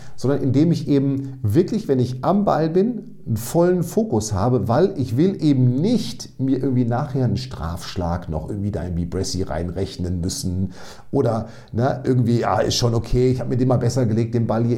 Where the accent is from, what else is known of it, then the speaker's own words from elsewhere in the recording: Münster, North Rhine-Westphalia, Germany; ich komme aus Münster, Hege